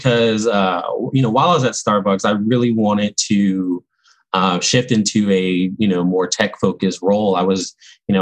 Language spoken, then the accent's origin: English; Augusta, Georgia, United States; I was born in Augusta, Georgia